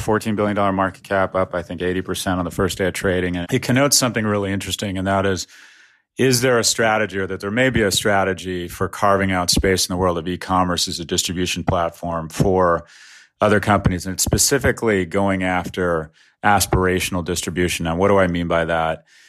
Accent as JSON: {"language": "English", "region": "Florida", "country": "United States", "said": "my home state, Florida"}